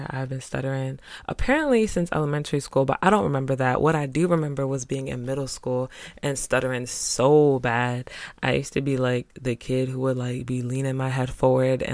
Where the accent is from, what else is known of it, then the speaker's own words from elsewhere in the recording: New York, United States; also born or lived in Spanish Harlem, New York / Greeleyville, South Carolina / Providence, Rhode Island; I'm from New York. Shout out to 518 Cap City.